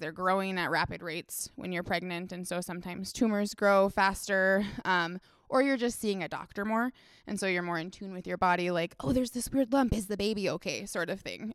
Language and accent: English; Duluth, Minnesota, United States; I grew up in Duluth